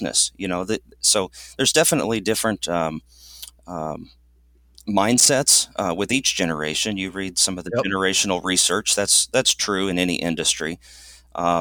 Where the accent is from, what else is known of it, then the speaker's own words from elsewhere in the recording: Southern Illinois, United States; now in East Tennessee, United States; I'm also originally from Southern Illinois, now in East Tennessee